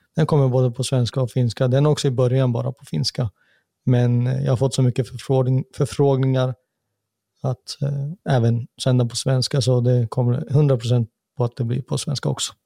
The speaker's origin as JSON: {"language": "Swedish", "country": "Sweden", "tie": "born or raised there", "moved": "as an adult", "lives_now": "Finland", "said": "jag är född och uppvuxen i samma land"}